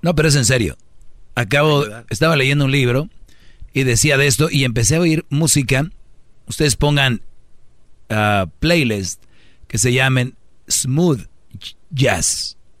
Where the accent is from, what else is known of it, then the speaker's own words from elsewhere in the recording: Mexico; now in United States; Yo tengo un pasaporte mexicano porque yo nací en México